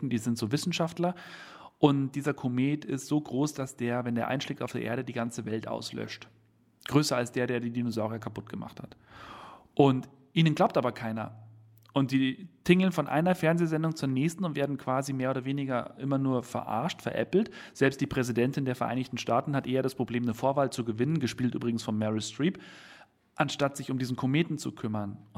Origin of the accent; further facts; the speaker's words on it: Bavaria, Germany; Ach, ich als Bayer müsste.